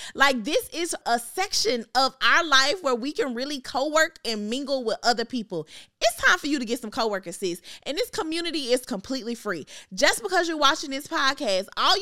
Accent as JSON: {"language": "English", "town": "Memphis", "region": "Tennessee", "country": "United States", "moved": "yes", "lives_now": "Atlanta, United States", "said": "I'm from Memphis"}